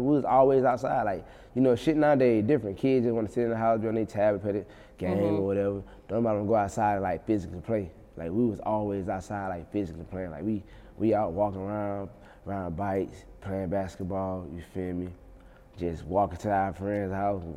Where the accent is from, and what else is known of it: Union Springs, Alabama, United States; born or raised there; also born or lived in Montgomery, Alabama